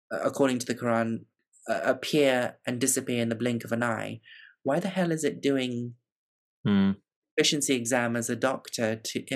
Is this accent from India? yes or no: yes; South India, India; I'm I'm visiting from the south of India. I'm an Indian woman